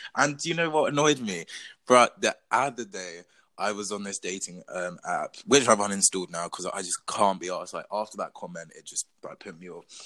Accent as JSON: {"language": "English", "region": "England", "country": "United Kingdom", "tie": "born or raised there", "said": "my mum is Portuguese, my dad is Zambian, but I was born and raised in England"}